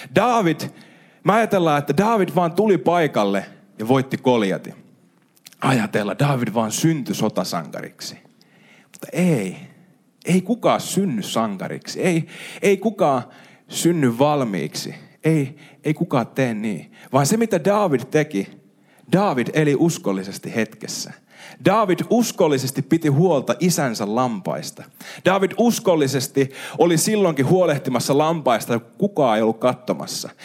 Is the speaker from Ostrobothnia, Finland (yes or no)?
yes; Ostrobothnia, Finland; meillä Pohjanmaalla